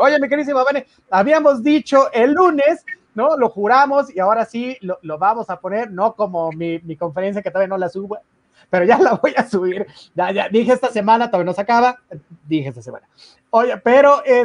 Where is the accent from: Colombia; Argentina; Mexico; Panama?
Mexico; todos nosotros como mexicanos